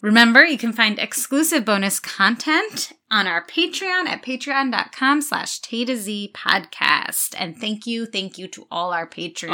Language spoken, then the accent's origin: English; United States; being American